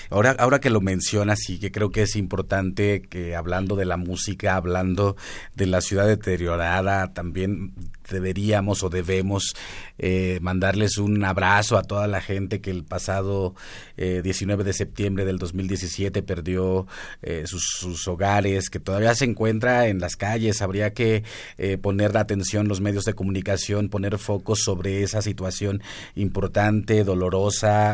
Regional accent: Huasteca, Mexico; que soy de la Huasteca

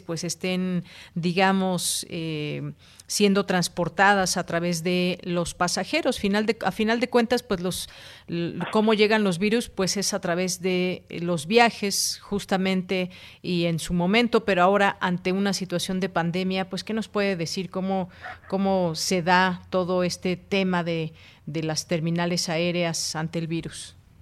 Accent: Mexico

